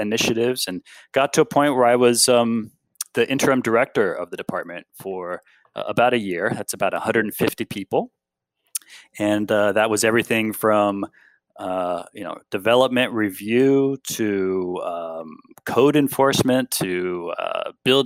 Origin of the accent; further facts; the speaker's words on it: Bay Area, California, United States; I was born and raised in the Bay Area